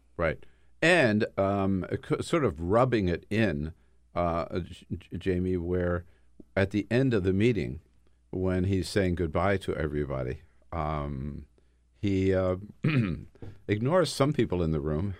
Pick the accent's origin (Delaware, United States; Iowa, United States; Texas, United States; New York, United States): Delaware, United States; now in Washington, D.C., United States; I come from Delaware.